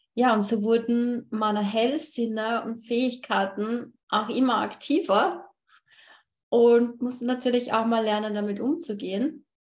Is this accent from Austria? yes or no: yes; Austria; ich komme aus Österreich